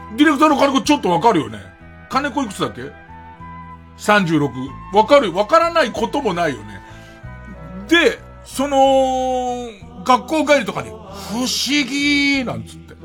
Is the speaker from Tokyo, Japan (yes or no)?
yes; Tokyo, Japan; 俺東京生まれだけど、荒川区の人間